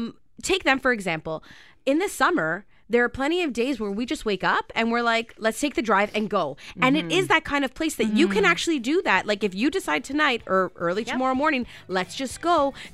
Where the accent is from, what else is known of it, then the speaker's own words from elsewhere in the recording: Canada; But we're Canadian.